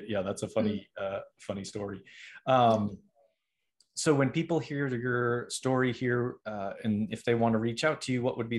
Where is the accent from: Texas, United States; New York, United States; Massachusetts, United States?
Massachusetts, United States; Boston; I'm originally from Boston, and everybody always asks me why I don't have a Boston accent.